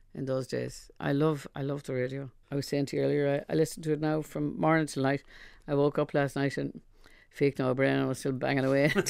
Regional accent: Ireland; also born or lived in London

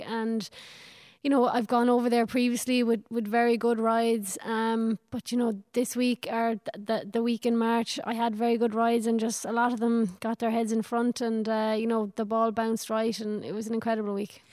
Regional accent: Ireland; from my hometown in Killinall

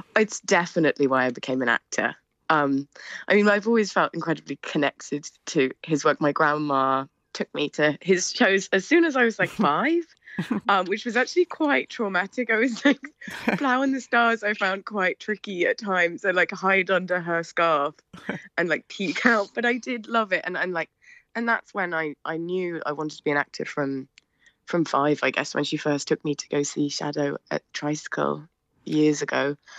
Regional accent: United Kingdom; also born or lived in Edinburgh; I am British factually

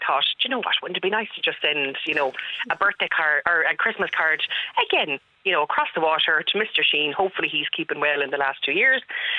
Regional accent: Galway, Connacht, Ireland; I'm from Salt Hill.

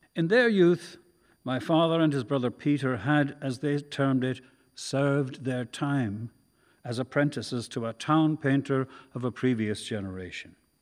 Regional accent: Carrick-on-Suir, Tipperary, Ireland; I was growing up in Carrickonshoor

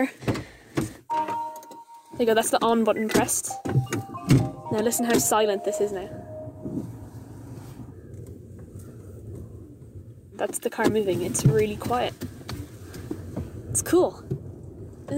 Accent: Limerick, Munster, Ireland; I'm from Limerick.

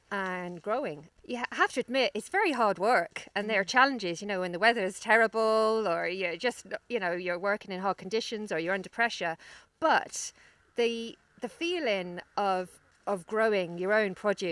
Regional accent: London, United Kingdom; moved away as an adult; also born or lived in Mayo; now in Ireland; you can probably tell from my accent that I'm from the city. I'm from London originally

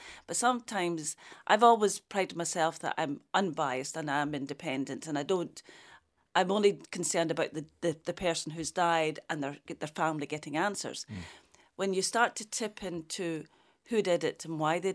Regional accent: Scotland, United Kingdom; I would consider myself as Scottish, but with an Irish flavour

